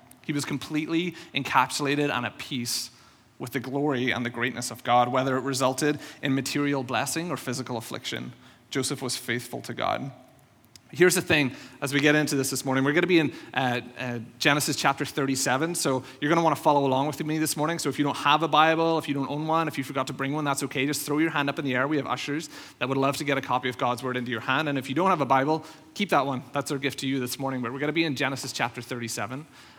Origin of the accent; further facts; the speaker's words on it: Northern Ireland, United Kingdom; moved away; I think most of you know, I came over from Northern Ireland around 2011, so I've been here around 5-6 years now.